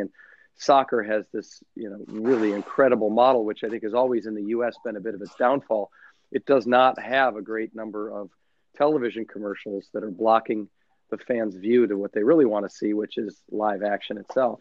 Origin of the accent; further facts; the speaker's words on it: United States; also born or lived in London; as an American